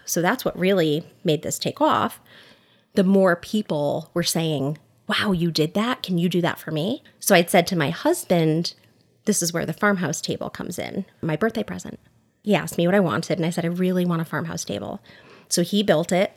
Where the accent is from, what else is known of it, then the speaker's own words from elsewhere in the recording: Oxford, Connecticut, United States; also born or lived in Newtown, Connecticut / Southbury, Connecticut; We live in Southbury with our two boys, but I grew up in Oxford, Connecticut, went to Seymour High School